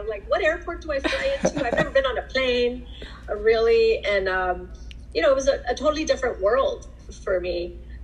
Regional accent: Los Angeles, California, United States; I grew up in the San Fernando Valley in Pacoima

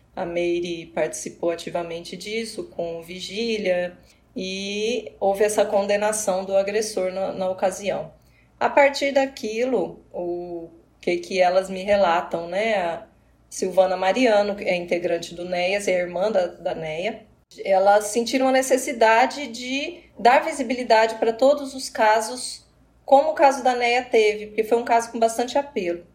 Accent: Apucarana, Paraná, Brazil; moved away as an adult; also born or lived in Acre; now in Londrina, Brazil; Comecei trabalhando na minha cidade Natal, que é Apucarana, uma cidade próxima.

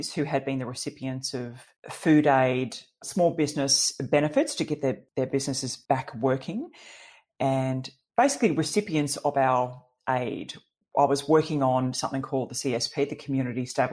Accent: Gold Coast, Queensland, Australia; We grew up on the Gold Coast, you know, with a dad who loved to fly

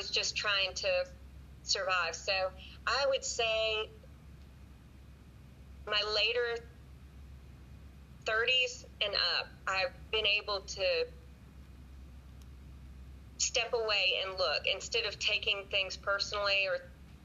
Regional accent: Wilmington, North Carolina, United States; moved away as an adult; also born or lived in Washington, D.C. area / Chattanooga, Tennessee; I grew up in Wilmington, my later years was in Wilmington, North Carolina. My dad worked for the government, so we lived right outside of Washington, D.C. until sixth grade. Moved to Wilmington, North Carolina until 12th

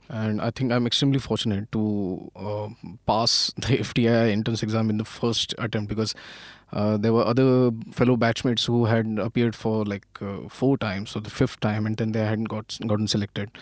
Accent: Pune, Maharashtra, India; I'm basically from Pune, and, uh, almost all of my education, uh, happened in Pune

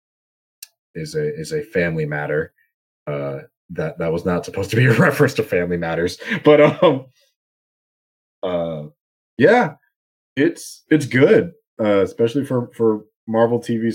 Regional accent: United States; being American

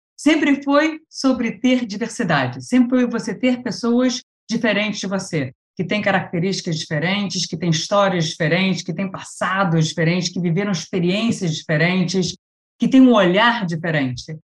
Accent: Rio de Janeiro, Brazil; sou carioca, né? Então estudei engenharia química aí na Federal do Rio de Janeiro

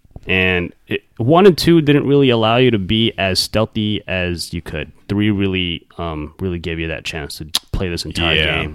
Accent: California, United States; we're both from California

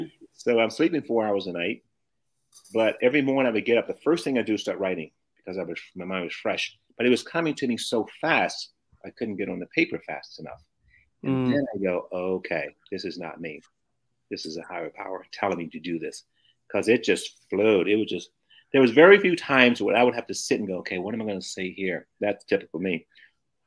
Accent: Memphis, Tennessee, United States; moved away; also born or lived in St. Louis, Missouri / Los Angeles, California; I was born in Memphis, Tennessee, in the deep south

